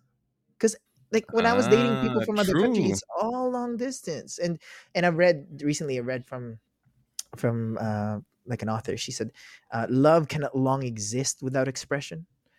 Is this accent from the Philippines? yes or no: yes; Philippines; moved away; also born or lived in Ukraine; Yeah, I'm Filipino.